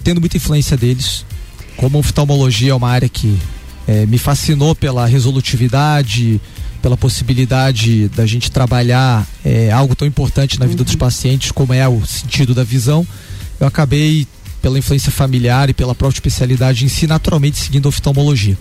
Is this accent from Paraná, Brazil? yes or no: yes; Curitiba, Paraná, Brazil; also born or lived in Rio de Janeiro, Brazil; Eu saí do Rio de Janeiro na infância, quando eu tinha 9 anos de idade, fui uhum. para Curitiba